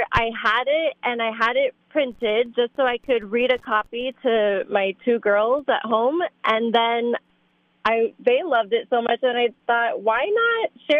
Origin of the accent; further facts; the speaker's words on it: Miami, Florida, United States; I grew up in Miami, Florida.